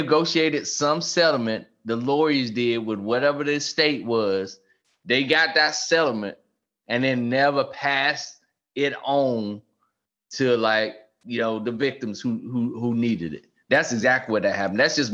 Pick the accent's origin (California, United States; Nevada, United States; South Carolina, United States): South Carolina, United States; That's my home state